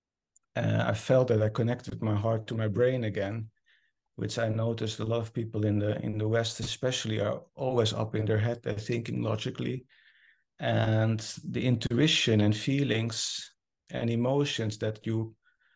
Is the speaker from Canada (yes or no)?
no; Netherlands; English is a second language; moved away as an adult; now in Norway; I moved from the Netherlands, where I'm originally from, to Norway to start a new cancer department there